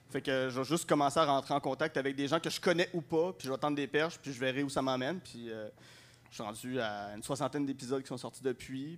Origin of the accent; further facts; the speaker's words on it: Gatineau, Quebec, Canada; moved away as an adult; now in Montreal, Canada; je suis originaire de Gatineau